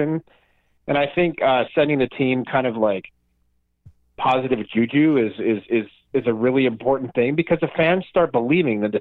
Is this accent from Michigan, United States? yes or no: yes; Traverse City, Michigan, United States; moved away; I did grow up in Traverse City and spend like the first half of my life there